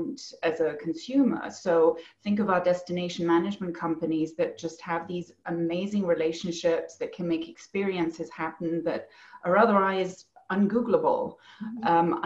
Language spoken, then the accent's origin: English; Germany; also born or lived in England / France; now in Bend, United States; I grew up in Germany mostly. My mother's English, so I spent a lot of time there.